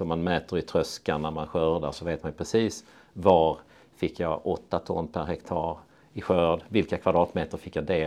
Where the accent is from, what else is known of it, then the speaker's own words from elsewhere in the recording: Torna-Hällestad, Skåne, Sweden; moved away; also born or lived in Östra Ramlösa, Helsingborg / Uppsala; jag växte upp eh, utanför Lund i Torna-Hällestad